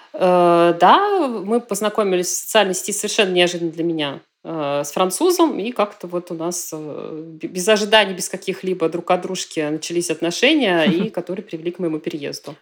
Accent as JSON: {"language": "Russian", "town": "Nizhny Novgorod", "region": "Nizhny Novgorod Oblast", "country": "Russia", "tie": "born or raised there", "moved": "as an adult", "lives_now": "Aix-en-Provence, France", "said": "Я родилась э, в Нижнем Новгороде"}